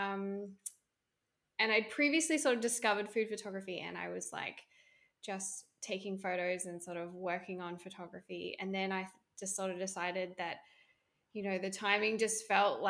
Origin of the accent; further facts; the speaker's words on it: Australia; moved away as an adult; now in Vancouver, Canada; I'm an Australian. I currently live in Vancouver, Canada